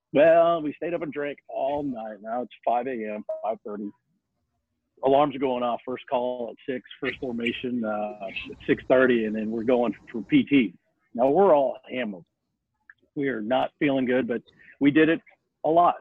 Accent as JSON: {"language": "English", "town": "Mesa", "region": "Arizona", "country": "United States", "tie": "born or raised there", "moved": "yes", "said": "I grew up in uh, Mesa. I actually went to Mesa High School"}